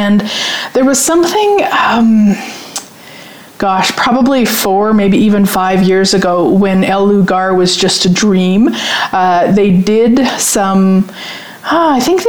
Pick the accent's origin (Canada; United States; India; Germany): Canada; being Canadian